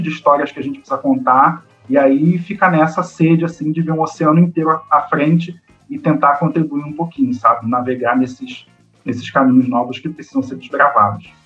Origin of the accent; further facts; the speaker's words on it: Rio de Janeiro, Brazil; eu venho da zona oeste do Rio de Janeiro, de Campo Grande, é, que é um bairro, o maior bairro do Brasil em população. É, e na minha infância e na minha adolescência, é tudo que eu precisava fazer na vida, eu, meus pais, a gente sempre fazia sem sair de Campo Grande